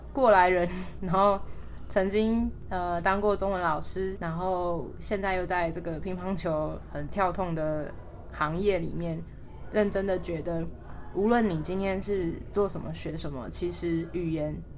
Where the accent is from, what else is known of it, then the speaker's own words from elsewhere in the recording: Taipei, Taiwan; also born or lived in Hualien; 虽然我在台北长大啦